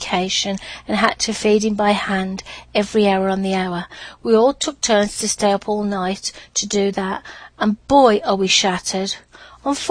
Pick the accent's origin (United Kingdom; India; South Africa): United Kingdom; accent: British; moved away; my British accent opened many doors